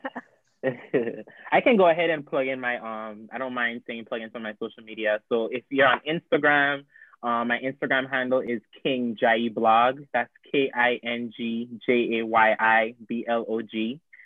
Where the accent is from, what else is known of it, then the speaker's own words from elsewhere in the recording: U.S. Virgin Islands; moved away; I'm originally from St. Thomas